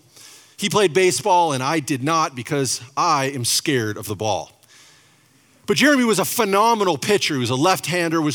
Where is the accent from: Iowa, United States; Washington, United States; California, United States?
Washington, United States; Spokane; we're from Spokane, Washington